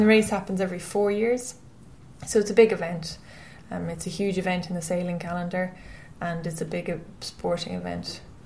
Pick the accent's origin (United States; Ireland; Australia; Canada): Ireland; Westport, Connacht; I'm from Westport in County Mayo, and I grew up there